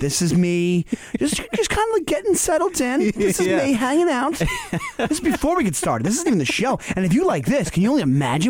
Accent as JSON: {"language": "English", "town": "Stewart Manor", "region": "New York", "country": "United States", "tie": "born or raised there", "said": "I grew up in Stewart Manor, which is literally six blocks. Like, there's it's so small that it's just the street names are A through F, because that's it. After F, it's done."}